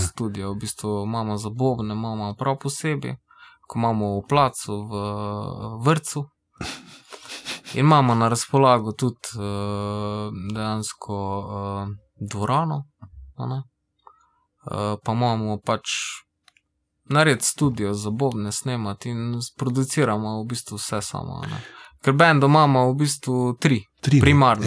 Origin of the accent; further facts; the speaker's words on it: Velenje, Savinja, Slovenia; mi smo iz Velenja, pa imamo tisto neko svojo savinsko sceno